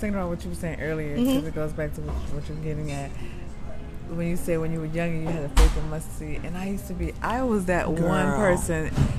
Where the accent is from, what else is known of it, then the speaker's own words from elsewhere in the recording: New Orleans, Louisiana, United States; I'm from New Orleans